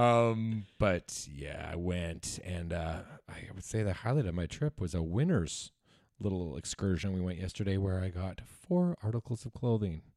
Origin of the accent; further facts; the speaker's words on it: New Westminster, British Columbia, Canada; I was born in Royal Columbian